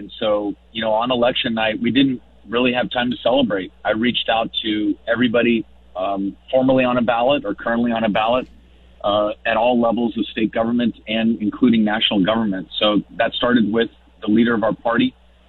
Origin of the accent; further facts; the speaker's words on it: Austin, Texas, United States; my hometown of Austin